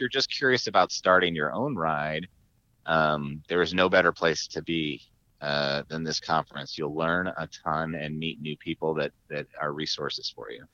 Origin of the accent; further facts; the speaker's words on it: Tucson, Arizona, United States; now in San Diego, United States; my hometown in Tucson, Arizona